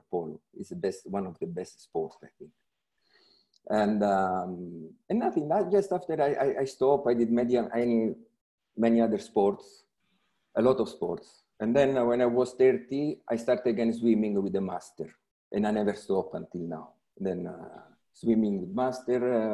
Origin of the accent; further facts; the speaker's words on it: Rome, Lazio, Italy; I was born in Rome. So everything began in Rome 50 years